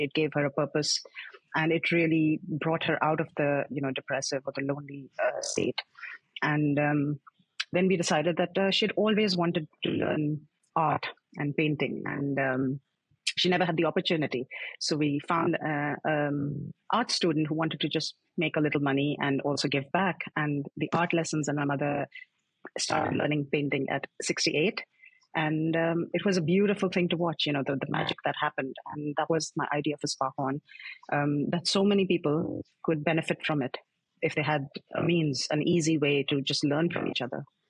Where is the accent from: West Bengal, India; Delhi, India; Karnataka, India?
Delhi, India; New Delhi; moved away as an adult; also born or lived in Tokyo, Japan / Singapore; now in Netherlands; I'm originally from India, from as you know, uh, from New Delhi, and um, I was I'm born and brought up there